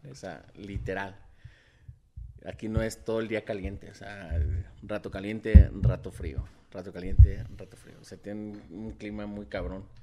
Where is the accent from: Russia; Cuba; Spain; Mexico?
Mexico; Como mexicanos